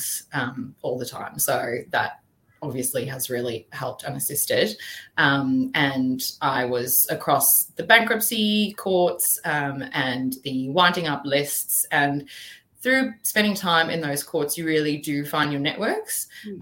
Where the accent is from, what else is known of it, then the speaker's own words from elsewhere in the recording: South Africa; now in Brisbane, Australia; So originally I was born in South Africa. So I had been to school there and my family moved out together